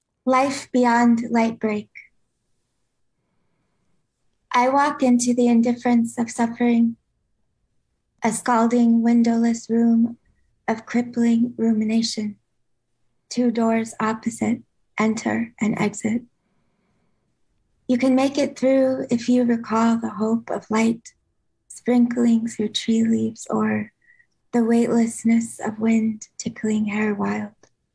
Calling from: San Francisco, California, United States; San Francisco.

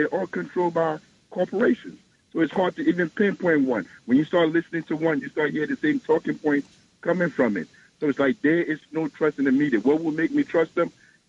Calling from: Newark, New Jersey, United States; from Newark, New Jersey.

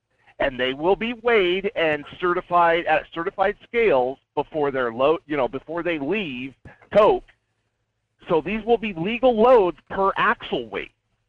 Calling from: Fairbanks, Alaska, United States; Hey, Michael, this is … up in Fairbanks.

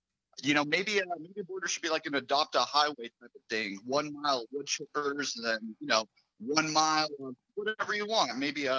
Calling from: Indiana, United States; I'm a longtime listener to you since the before 2010. I'm calling in from Indiana.

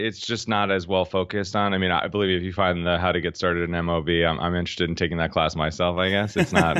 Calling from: Boston, Massachusetts, United States; I'm in Boston today.

